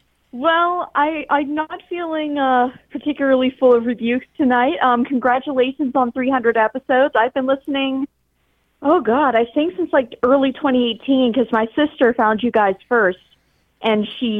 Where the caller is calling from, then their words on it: Pittsburgh, Pennsylvania, United States; I'm calling from Pittsburgh.